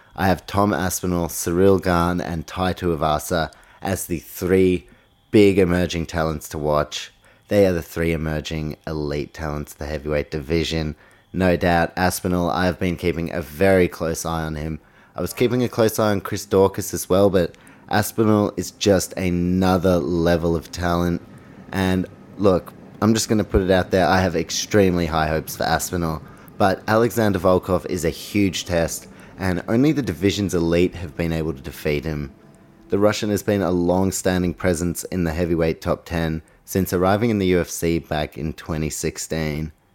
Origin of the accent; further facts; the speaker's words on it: New Zealand; my fellow countryman, Dan Hooker